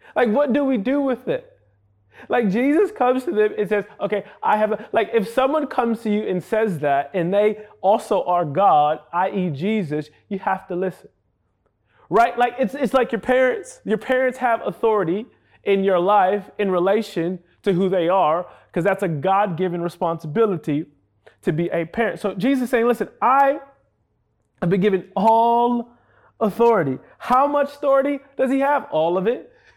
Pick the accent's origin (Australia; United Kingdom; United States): United States; New York City, New York; I hail from New York City